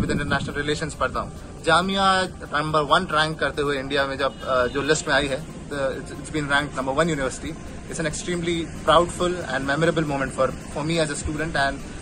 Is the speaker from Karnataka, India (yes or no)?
yes; Bangalore, Karnataka, India; moved away as an adult; now in Delhi, India; मैं बैंगलोर से हूँ